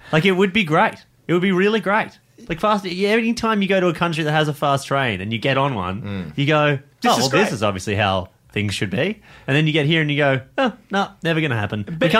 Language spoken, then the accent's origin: English; Geelong, Victoria, Australia; that's my hometown.